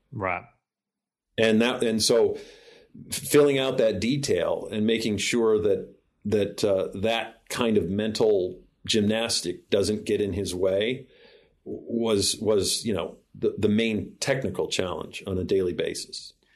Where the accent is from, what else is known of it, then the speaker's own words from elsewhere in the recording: Illinois, United States; moved away; I'm back visiting family here in Springfield, Illinois, which is my home state